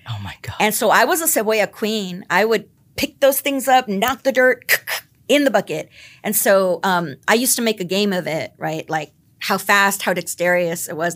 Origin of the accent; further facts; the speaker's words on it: the Rio Grande Valley, Texas, United States; also born or lived in Philadelphia; now in San Antonio, United States; I'm from the Valley